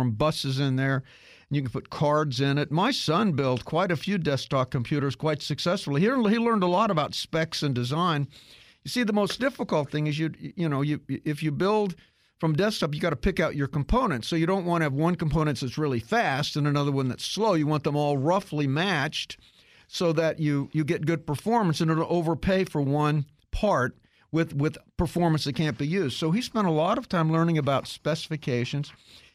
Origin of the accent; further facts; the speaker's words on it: Kansas, United States; I grew up in Kansas